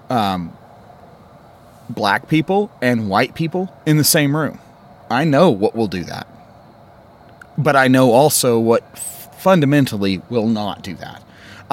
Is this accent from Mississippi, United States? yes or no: yes; Columbus, Mississippi, United States; moved away as an adult; now in Utah, United States; I'm from Columbus. Okay, I was woken up when I was 5 years old living over in faculty housing to drive-bys